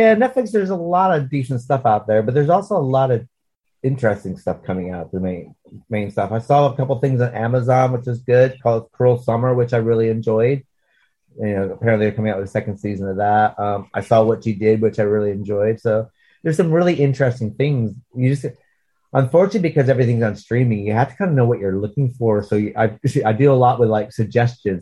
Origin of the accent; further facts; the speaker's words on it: Watertown, New York, United States; my hometown, around my hometown